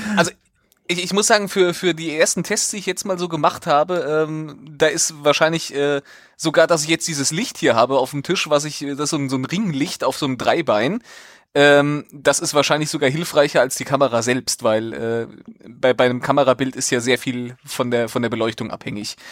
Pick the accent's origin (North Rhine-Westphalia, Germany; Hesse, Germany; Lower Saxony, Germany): Hesse, Germany; Central; ich komme ja aus Mittelhessen und nicht aus dem, aus dem Frankfurter Raum